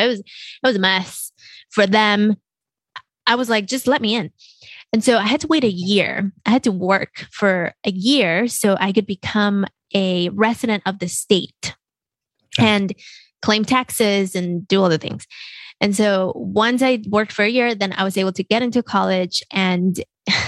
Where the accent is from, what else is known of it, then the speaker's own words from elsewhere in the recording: Mexico City, Mexico; I grew up in Mexico City